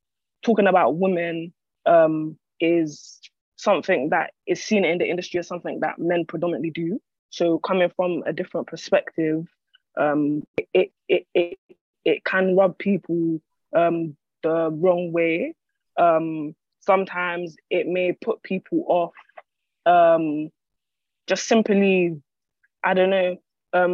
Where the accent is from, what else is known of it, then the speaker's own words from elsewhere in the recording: London, United Kingdom; I'm an artist from Islington, North London.